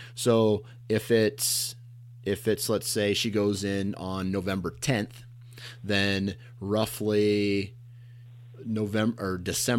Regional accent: Iowa, United States; I'm from Iowa.

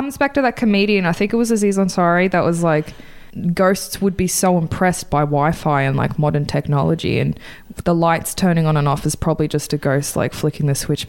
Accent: United States; because it's the 80s, and I'm American.

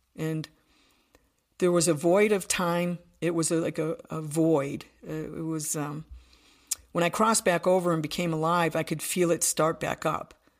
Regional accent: Buffalo, New York, United States; I'm from Buffalo, New York, so from the East Coast

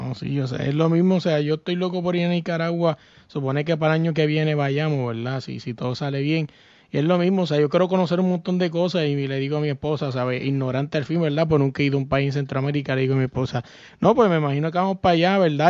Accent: Puerto Rico; yo soy boricua

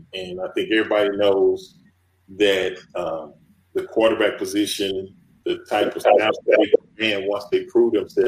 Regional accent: Dallas, Texas, United States; moved away as an adult; growing up in Dallas, I was a big Cowboys fan

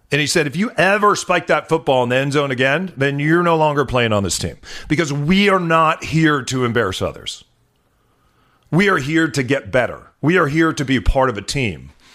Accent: New Mexico, United States; also born or lived in Chicago, Illinois; now in Seattle, United States; when we were growing up in New Mexico

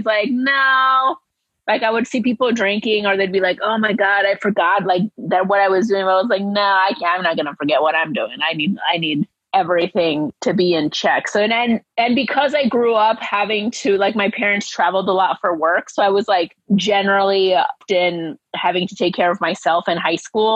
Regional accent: Murrieta, California, United States; growing up there

